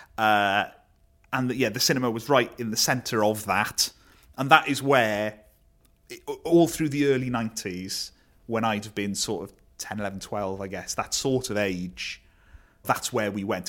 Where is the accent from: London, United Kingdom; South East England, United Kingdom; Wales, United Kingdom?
Wales, United Kingdom; Neath; I grew up in Neath.